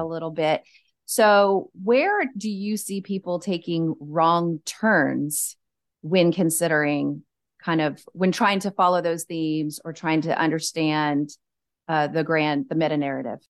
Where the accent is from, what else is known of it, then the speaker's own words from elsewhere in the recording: Cajun, Louisiana, United States; I'm just a Cajun girl